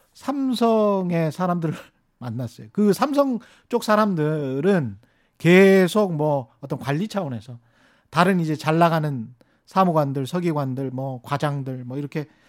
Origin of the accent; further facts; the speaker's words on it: Honam, South Korea; moved away; 저는 뭐 30년 전에 떠나왔지만 제가 고향이 그쪽인 입장에서는